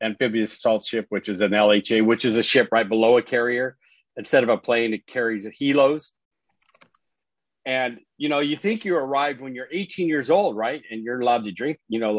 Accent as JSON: {"language": "English", "area": "Orange County", "region": "California", "country": "United States", "said": "I live here in California, right? So I'm from Orange County, California."}